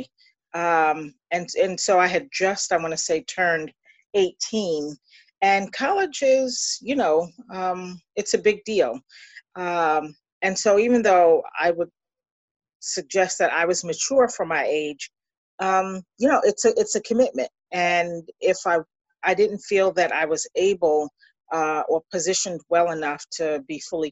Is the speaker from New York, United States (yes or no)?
yes; Long Island, New York, United States; also born or lived in Queens; I was born on Long Island and was on Long Island for about 12 years and then moved to Queens